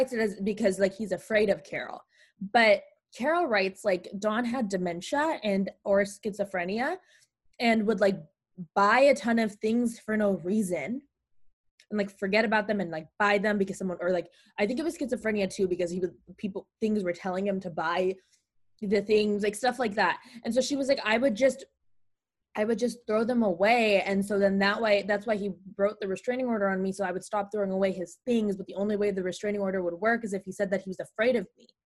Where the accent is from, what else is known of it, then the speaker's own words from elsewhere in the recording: Pakistan; I'm Pakistani